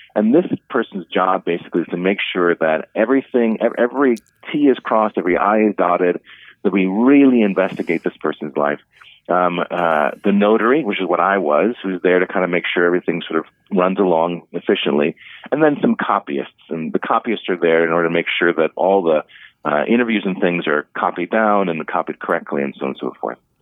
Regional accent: Cleveland, Ohio, United States; now in Omaha, United States; when I was growing up in Cleveland

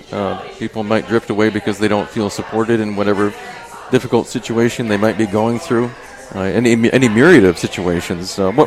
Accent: Omaha, Nebraska, United States; I came from Omaha, though. So I have high expectations.

